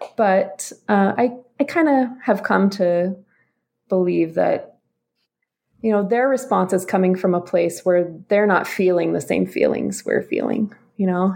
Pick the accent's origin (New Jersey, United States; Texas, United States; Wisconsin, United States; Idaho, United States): Idaho, United States; Boise; now in Utah, United States; I'm originally from the Boise area in Idaho